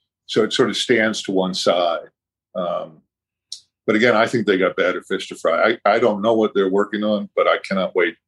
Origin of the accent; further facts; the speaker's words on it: Boston, Massachusetts, United States; Boston, which is my hometown